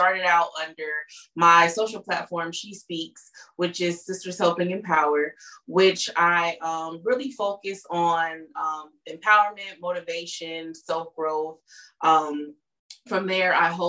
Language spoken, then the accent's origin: English; California, United States; moved away as an adult; now in Michigan, United States; Coming from the West Coast, because I was born and raised in California